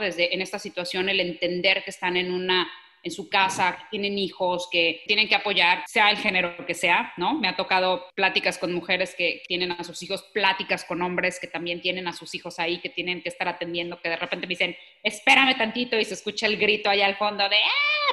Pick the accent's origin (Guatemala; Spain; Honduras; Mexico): Mexico; soy mexicana, porque quiero crecer a mi país, porque conozco el mercado mexicano